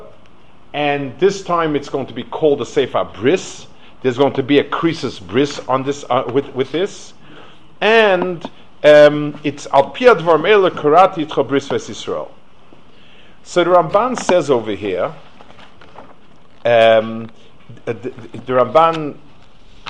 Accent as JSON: {"language": "English", "town": "New York City", "region": "New York", "country": "United States", "tie": "born or raised there", "said": "I grew up in Lower East Side."}